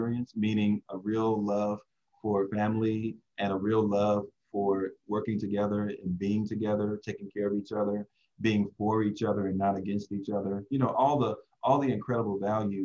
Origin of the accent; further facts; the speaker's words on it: the South, United States; moved away as an adult; now in Southern California, United States; when I grew up in the South, I served at a Baptist church